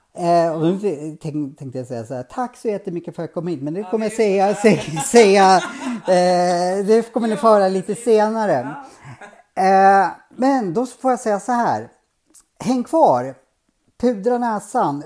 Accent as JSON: {"language": "Swedish", "town": "Norrsund", "region": "Gävleborg County", "country": "Sweden", "tie": "born or raised there", "said": "jag växte inte upp i Bergbö, jag växte upp i Norrsund"}